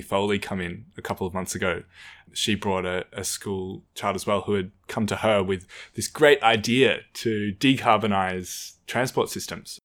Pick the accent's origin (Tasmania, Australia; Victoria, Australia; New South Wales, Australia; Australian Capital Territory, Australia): Australian Capital Territory, Australia; Canberra; growing up in Canberra, you know, a lot of the community is around the school.